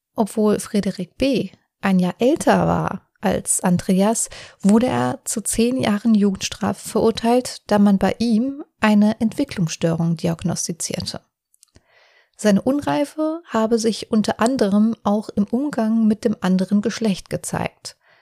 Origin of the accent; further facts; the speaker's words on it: Offenbach am Main, Hesse, Germany; ich aus Offenbach komme